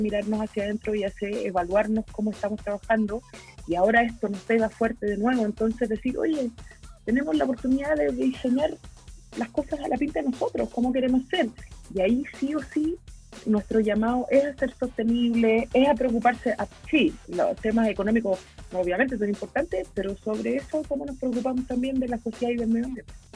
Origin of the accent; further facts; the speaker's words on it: Chile; somos como chilenos